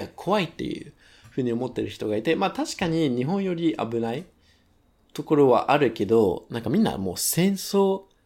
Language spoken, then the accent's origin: Japanese; United States; Japanese is a second language; moved away as an adult; now in Japan; 俺もアメリカ人として